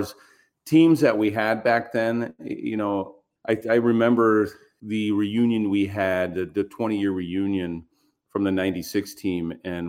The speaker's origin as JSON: {"language": "English", "town": "Baltimore", "region": "Maryland", "country": "United States", "tie": "born or raised there", "said": "I was an Oriole fan growing up in Baltimore"}